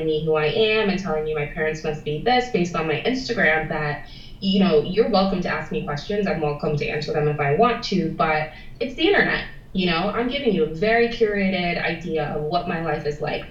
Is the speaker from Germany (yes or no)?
no; Florida, United States; moved away as an adult; now in Bristol, United Kingdom; we're both from Florida